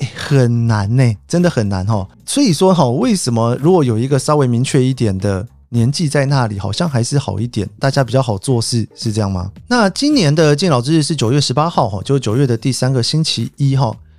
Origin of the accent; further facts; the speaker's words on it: Taiwan; now in Japan; 小时候在台湾